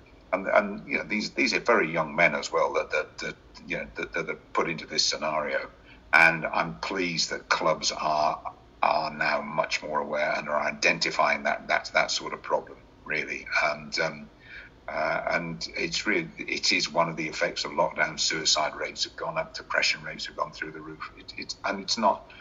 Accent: Oxford, South East England, United Kingdom; also born or lived in Birmingham; I was born in Oxford over 70 years ago

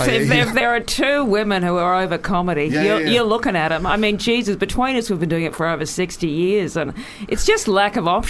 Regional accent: Perth, Western Australia, Australia; now in Melbourne, Australia; I grew up in Perth, God help me, but I live in Melbourne.

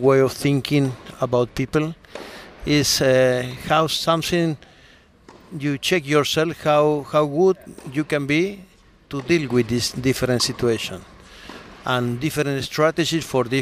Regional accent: Argentina; English is a second language; moved away as an adult; I came from Argentina

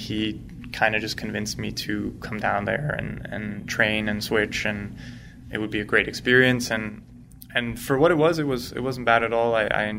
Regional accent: Switzerland; So I grew up in Switzerland. I started off completely Swiss. My mom's American.

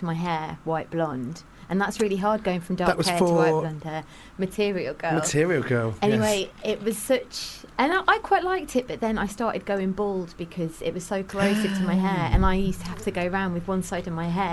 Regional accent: Midlands, England, United Kingdom; accent: slightly Midlands; I'm British, and I've got a slightly Midlands accent

